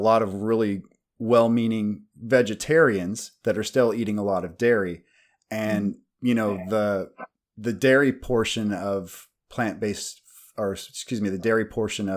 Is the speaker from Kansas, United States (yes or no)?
yes; Kansas, United States; I'm from Kansas in the Midwest